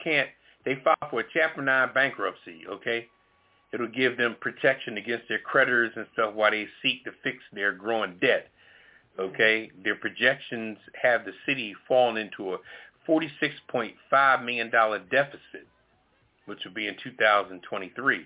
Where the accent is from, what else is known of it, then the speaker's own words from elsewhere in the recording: Philadelphia, Pennsylvania, United States; I'm from Philly